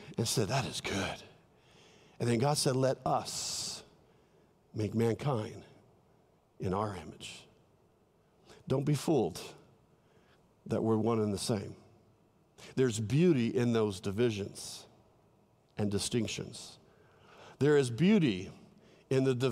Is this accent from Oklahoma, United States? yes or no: no; Southern California, United States; moved away; I love California, my home state in Southern California